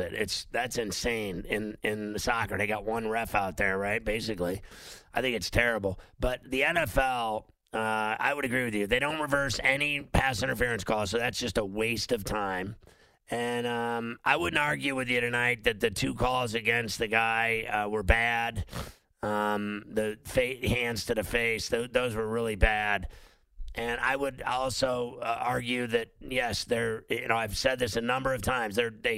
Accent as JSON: {"language": "English", "town": "Chicago", "region": "Illinois", "country": "United States", "tie": "born or raised there", "also_born_or_lived": "Pittsburgh", "moved": "yes", "said": "I grew up in Chicago and Pittsburgh"}